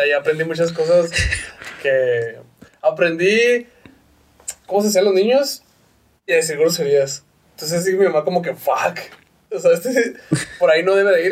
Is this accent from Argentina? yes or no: no; Parral, Chihuahua, Mexico; now in Ciudad Juárez, Mexico; yo nací en Parral, Chihuahua